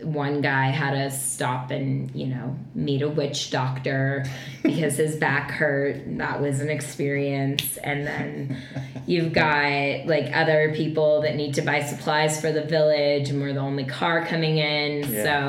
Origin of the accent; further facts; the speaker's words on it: Boulder, Colorado, United States; I'm from Boulder